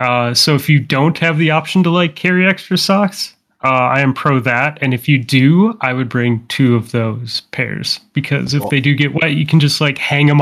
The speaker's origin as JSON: {"language": "English", "region": "Minnesota", "country": "United States", "said": "I'm from Minnesota."}